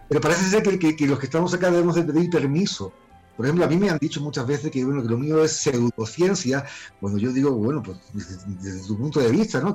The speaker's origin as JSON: {"language": "Spanish", "town": "Málaga", "region": "Andalusia", "country": "Spain", "tie": "born or raised there", "moved": "as an adult", "lives_now": "Peru", "said": "Soy español, nacido en, Málaga y vivo en Perú desde hace más de 27 años"}